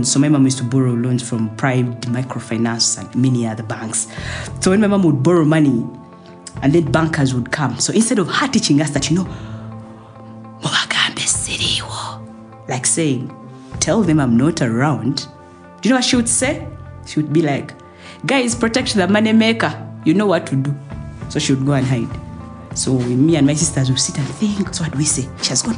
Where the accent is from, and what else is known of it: Uganda; moved away as an adult; also born or lived in Dubai